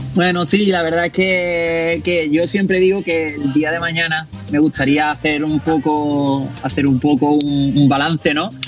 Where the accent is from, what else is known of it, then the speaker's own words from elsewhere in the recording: Seville, Andalusia, Spain; como buen andaluz y buen sevillano, pues comencé cantando flamenco